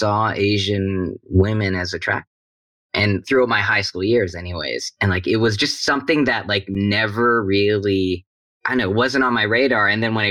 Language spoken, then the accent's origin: English; Vancouver, British Columbia, Canada; I grew up in Vancouver, Canada